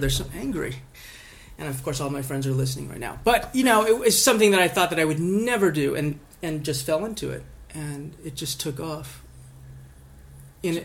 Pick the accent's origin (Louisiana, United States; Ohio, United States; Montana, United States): Montana, United States; I'm a kid from Montana. Grew up in a little town in Montana.